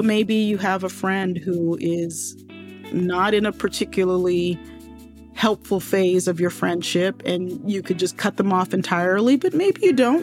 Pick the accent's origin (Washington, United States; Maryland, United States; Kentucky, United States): Maryland, United States; Baltimore; also born or lived in New York; I lived in New York until I was six, you know, and right at the age of six, we moved to Baltimore